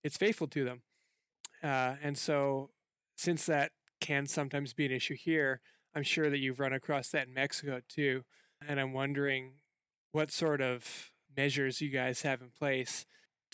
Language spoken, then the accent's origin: English; Canada